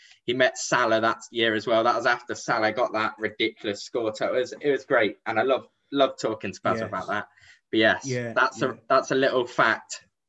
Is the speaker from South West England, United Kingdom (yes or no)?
no; Lincolnshire, East Midlands, United Kingdom; we're from Lincolnshire. You live in Boston. I live in Lincoln.